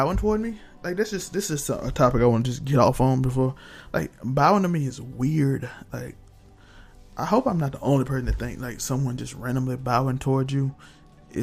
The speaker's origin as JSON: {"language": "English", "country": "United States", "said": "We're American."}